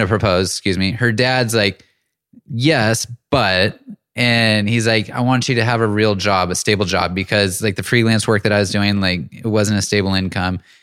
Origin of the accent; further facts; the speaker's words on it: Auburn, California, United States; moved away as an adult; also born or lived in Bay Area / Los Angeles / Seattle; moved up to Northern California in a small town called Auburn, and that's where I spent the majority of my childhood